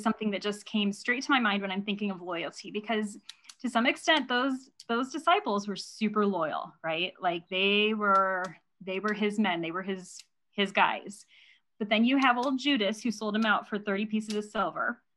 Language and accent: English; Indiana, United States; moved away as an adult; now in Nebraska, United States; I have married a man who lives in Nebraska and my I was raised in Indiana